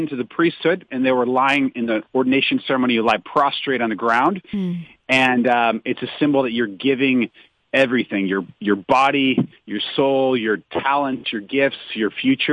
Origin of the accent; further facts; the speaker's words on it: St. Louis, Missouri, United States; moved away as an adult; also born or lived in Nashville; I'm from St. Louis, Missouri, originally